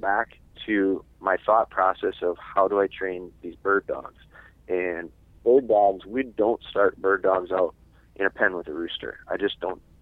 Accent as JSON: {"language": "English", "region": "Wisconsin", "country": "United States", "said": "I'm from Wisconsin"}